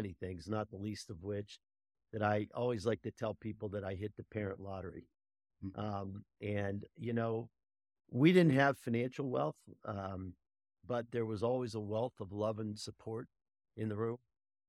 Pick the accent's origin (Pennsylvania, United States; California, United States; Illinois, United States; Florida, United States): Pennsylvania, United States; Pittsburgh; now in Denver, United States; I grew up in Pittsburgh, Pennsylvania, and I'm still am. While I live in Denver, I still am a avid Steeler fan